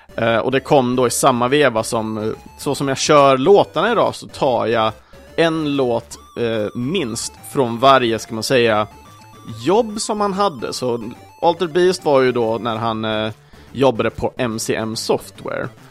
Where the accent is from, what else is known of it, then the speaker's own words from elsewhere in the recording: Sweden; vi svenskar kanske, i alla fall då för oss som föddes på 80-talet